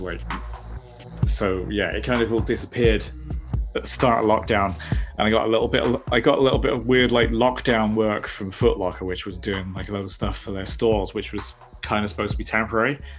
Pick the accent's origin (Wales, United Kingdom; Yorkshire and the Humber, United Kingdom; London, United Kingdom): London, United Kingdom; I'm from South London. That's where that's where I am now